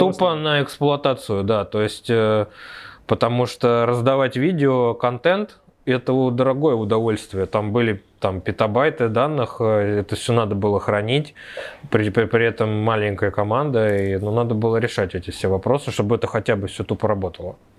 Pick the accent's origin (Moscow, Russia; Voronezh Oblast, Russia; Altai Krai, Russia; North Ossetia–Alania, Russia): Moscow, Russia; Я вообще из Москвы, из Тушина, с простой рабочей крестьянской семьи